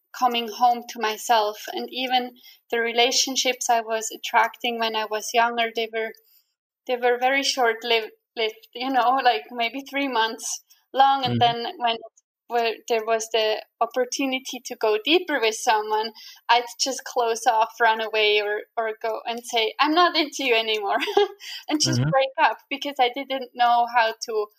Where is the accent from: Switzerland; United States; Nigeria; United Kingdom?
Switzerland; English is a second language; moved away as an adult; also born or lived in Canada; my home country, Switzerland